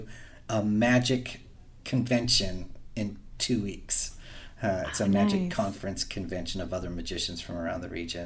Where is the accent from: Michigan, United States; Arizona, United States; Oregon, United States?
Oregon, United States; Eastern; I grew up in Eastern Oregon